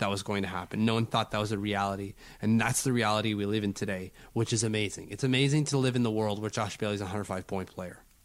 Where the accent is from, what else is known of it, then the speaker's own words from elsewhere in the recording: Canada; I'm Canadian